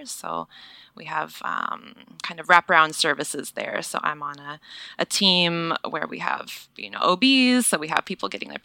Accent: Seattle, Washington, United States; moved away as an adult; now in San Diego, United States; I'm from Seattle originally.

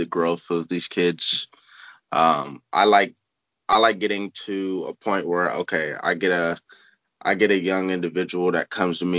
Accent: Columbus, Ohio, United States; I'm from Columbus, Ohio, born and raised.

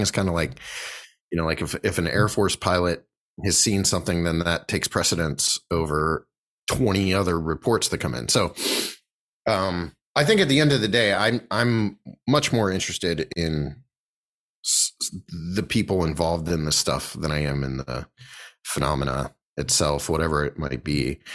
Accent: Bolivar, Ohio, United States; we grew up in Bolivar

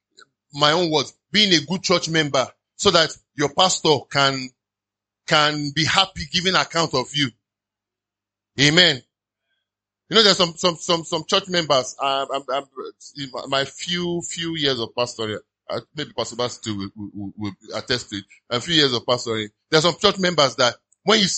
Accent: Nigeria; I love being a Nigerian

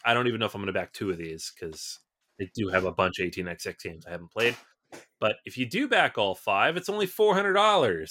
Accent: Seattle, Washington, United States; moved away; I'm originally from Seattle

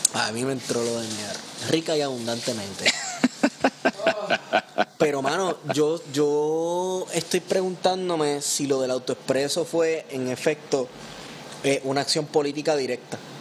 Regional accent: Puerto Rico; nosotros los puertorriqueños

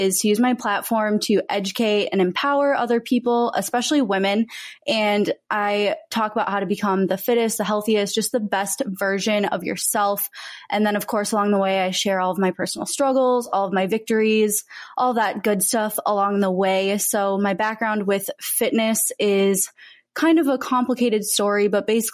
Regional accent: Minnesota, United States; also born or lived in Texas; now in Los Angeles, United States; I was born and raised in Minnesota, but I currently live in Los Angeles

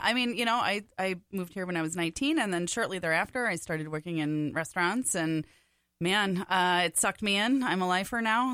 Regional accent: Big Lake, Minnesota, United States; moved away; I was born in Big Lake

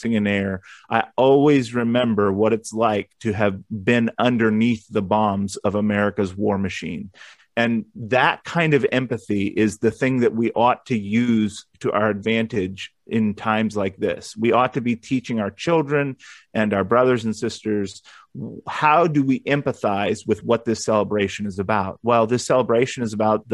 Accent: United States; as an American

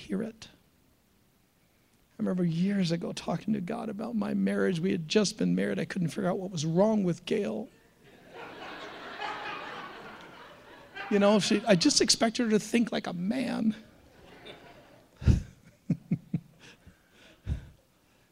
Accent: United States; we Americans, and I love being an American

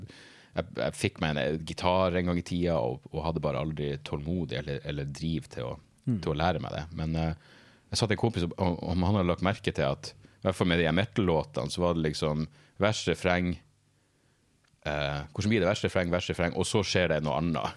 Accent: Narvik, Nordland, Norway; i Narvik, der jeg vokste opp

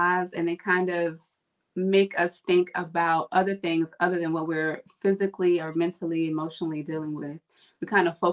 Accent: Virginia, United States; moved away; I'm originally from Virginia.

